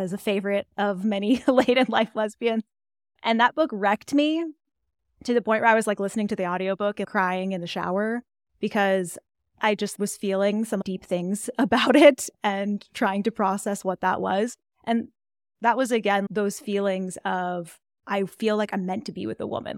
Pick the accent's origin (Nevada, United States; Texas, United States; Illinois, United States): Texas, United States; Dallas; moved away as an adult; also born or lived in Austin, Texas; now in Colorado, United States; I'm, like, a Texan through and through. I grew up in the Dallas area